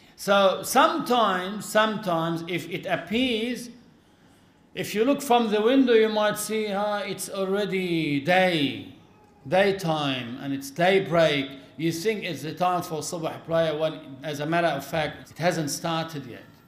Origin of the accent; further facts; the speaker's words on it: Lebanon; our country in Lebanon